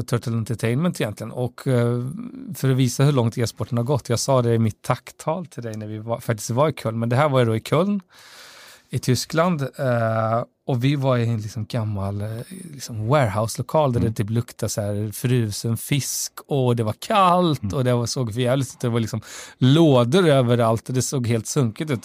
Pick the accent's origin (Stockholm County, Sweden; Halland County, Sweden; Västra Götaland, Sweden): Västra Götaland, Sweden; Falköping, som också är en, en grannkommun därifrån Västra Götaland, där jag kommer ifrån